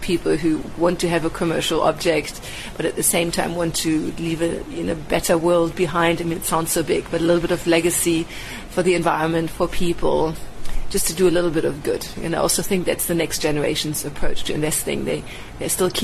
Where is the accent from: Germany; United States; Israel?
Germany; Berlin; moved away as an adult; now in South Africa; I grew up in West Berlin